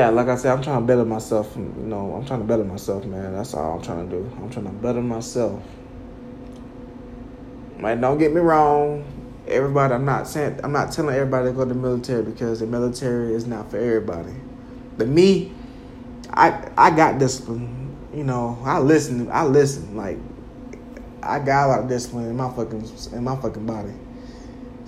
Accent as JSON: {"language": "English", "town": "Jacksonville", "country": "United States", "tie": "born or raised there", "moved": "yes", "lives_now": "Spartanburg, United States", "said": "Growing up in Jacksonville, especially living out here in Spartanburg, South Carolina"}